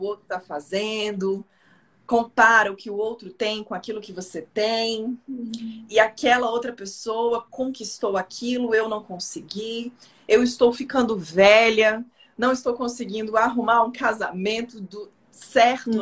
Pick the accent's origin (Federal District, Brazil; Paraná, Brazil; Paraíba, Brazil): Federal District, Brazil; Brasília; eu sou de Brasília